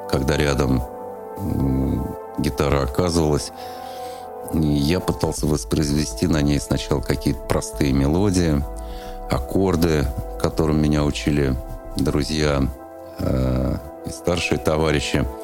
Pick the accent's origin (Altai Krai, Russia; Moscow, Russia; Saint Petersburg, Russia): Moscow, Russia; А, я родился в Москве а, в феврале 67 года, 1967 года. Ходил в детский сад на Комсомольском проспекте. Вот, ездил туда на троллейбусе номер 28.